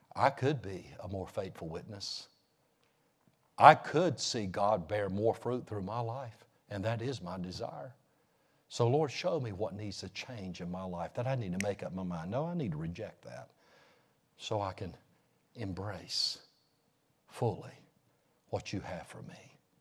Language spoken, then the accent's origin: English; North Carolina, United States; I'm from the States. I'm from North Carolina